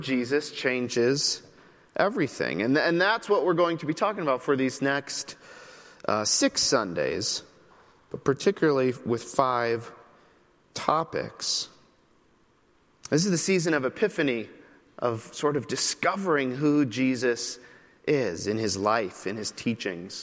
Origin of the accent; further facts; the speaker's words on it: Midwest, United States; moved away as an adult; also born or lived in New York City; now in Chicago, United States; I am from the Midwest